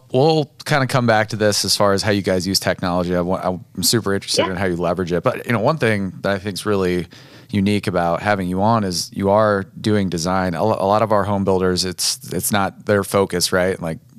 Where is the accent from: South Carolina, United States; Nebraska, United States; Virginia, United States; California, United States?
Nebraska, United States; Do you know we're from Nebraska?